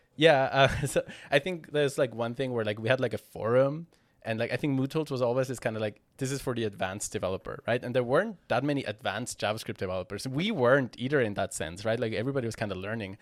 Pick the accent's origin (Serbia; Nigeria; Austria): Austria; I'm from Austria